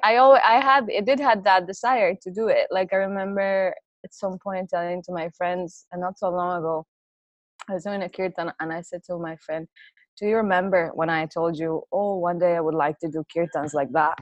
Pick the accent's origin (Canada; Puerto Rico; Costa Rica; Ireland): Costa Rica; I'm from Costa Rica